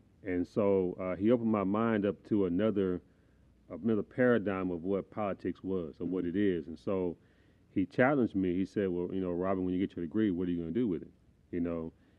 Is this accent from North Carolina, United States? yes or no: no; Houston, Texas, United States; I was born in Houston, Texas, raised in Houston, Texas. Grew up on kind of like the little small, it's an apartment complex outside of his home called, it's called Copper Tree now.